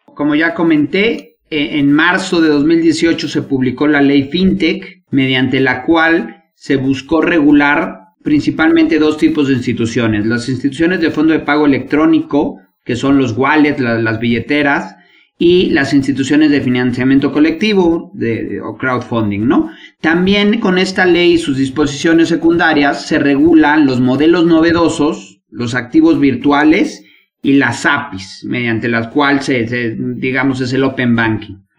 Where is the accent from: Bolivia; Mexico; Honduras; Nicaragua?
Mexico